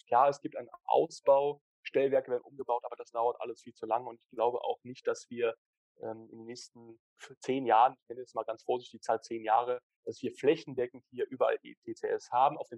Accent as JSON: {"language": "German", "country": "Switzerland", "said": "dass wir als Schweizer da auch Vorreiter sind in der Schweiz"}